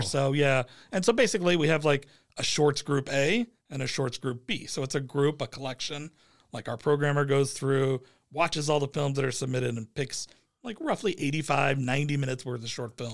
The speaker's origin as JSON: {"language": "English", "town": "Phoenix", "region": "Arizona", "country": "United States", "tie": "born or raised there", "said": "Harkins has been my brand that I've always gone to growing up in East Phoenix"}